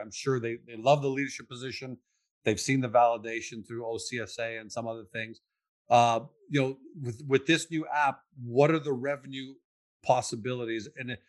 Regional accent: Canada; people like me can't even get a passport right now. Right. And I'm a Canadian citizen, let alone refugees who are coming in.

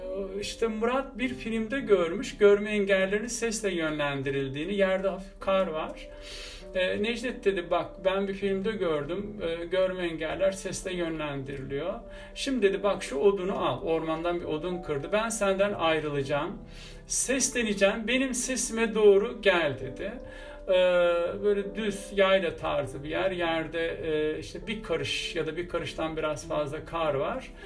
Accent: Bursa, Turkey; also born or lived in Balıkesir; Ben e, Bursa'da e, Ertuğrul Gazi semtinde büyüdüm ağırlıklı anlamda

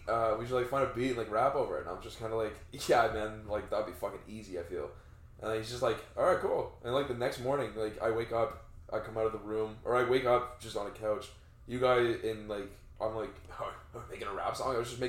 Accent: Toronto, Ontario, Canada; Me, a mean streets of Scarborough.

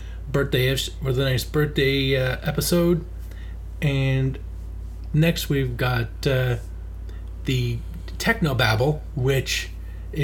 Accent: Ottawa, Ontario, Canada; I grew up in Little Italy in that part of Ottawa.

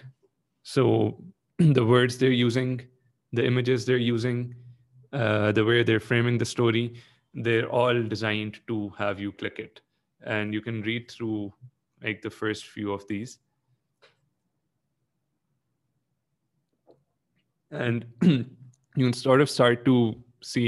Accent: Pakistan; I am Pakistani.

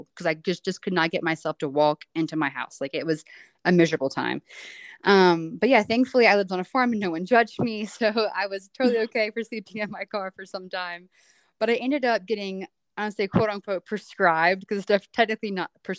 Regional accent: Wilmington, North Carolina, United States; moved away as an adult; now in Boone, United States; I'm originally from Wilmington, North Carolina, or just outside, so the coast of North Carolina

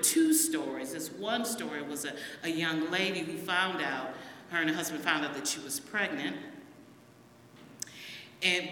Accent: United States; my father and my mom moved up here, and I was raised in Gratiot Avenue

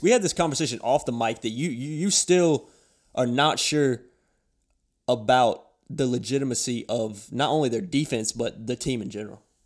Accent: Virginia, United States; we're both from Virginia

